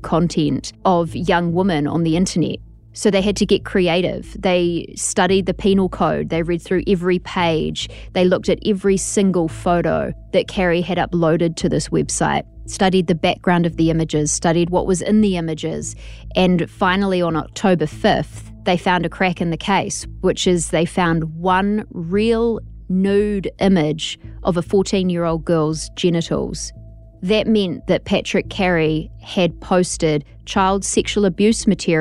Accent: New Zealand; moved away; New Zealand, which happens to be where I'm from

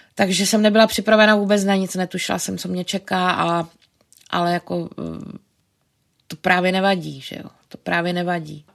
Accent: Brno, South Moravian Region, Czechia; moved away as an adult; now in Prague, Czechia; my jsme oba z Brna

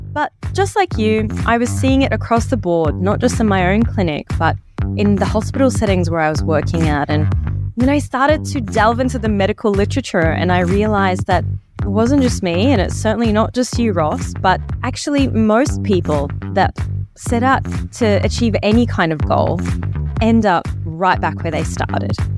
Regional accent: Egypt; now in Australia; I grew up in Egypt

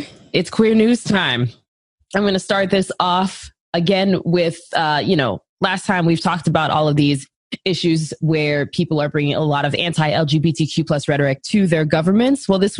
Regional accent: Virginia, United States; now Virginia comes back and is like, yo, we're the southern state that's about to lead the charge. It's like, yes, home state, go you.

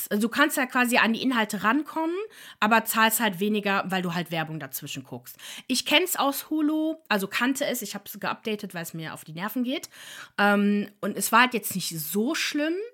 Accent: Ireland; Oh, ah, ich bin Irin und weiß das nicht

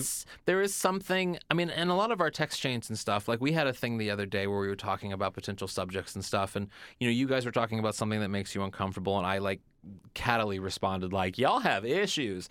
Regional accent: Missouri, United States; moved away; I'm from Missouri originally

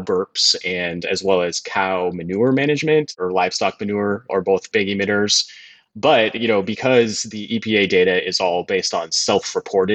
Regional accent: San Francisco, California, United States; I grew up in San Francisco and the North Bay

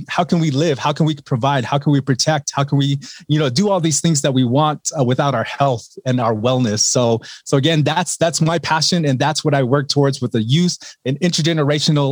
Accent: Laguna Pueblo Reservation, New Mexico, United States; I grew up on the Laguna Pueblo Reservation here in New Mexico

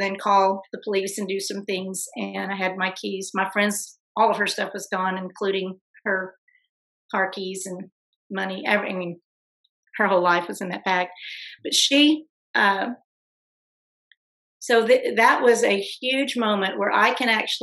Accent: Fort Worth, Texas, United States; I'm from Fort Worth

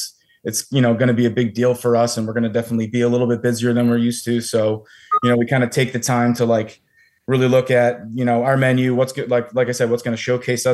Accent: Allentown, Pennsylvania, United States; moved away as an adult; also born or lived in Philadelphia, Pennsylvania; I am from Allentown, Pennsylvania originally

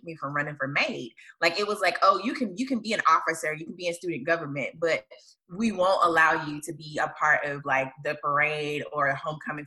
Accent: Hattiesburg, Mississippi, United States; I'm from Hattiesburg, Mississippi.

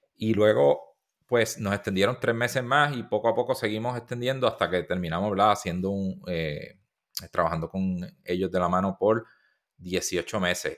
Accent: Puerto Rico; first language Spanish; somos de Puerto Rico

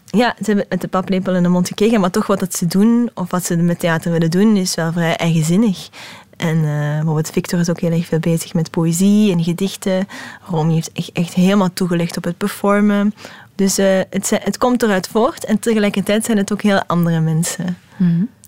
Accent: Hasselt, Flanders, Belgium; accent: Hasselt Limburgish; mijn Hasselse Limburgse accent

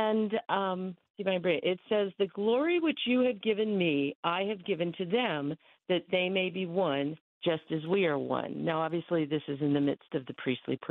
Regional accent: New Jersey, United States; now in Anderson, United States; I grew up in New Jersey

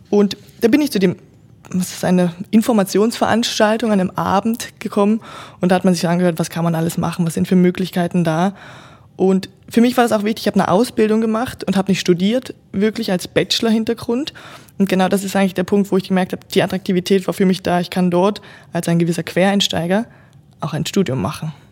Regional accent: Germany; moved away as an adult; now in Switzerland; Ich komme ursprünglich aus Deutschland, wie unser Audioformat hier vielleicht gerade schon zeigt und bin jetzt doch seit 13 Jahren schon in der Schweiz, habe meinen ersten Job tatsächlich hier auch begonnen

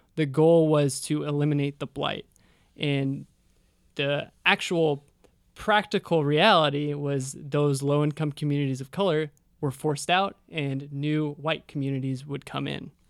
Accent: Sacramento, California, United States; moved away; I'm from Sacramento.

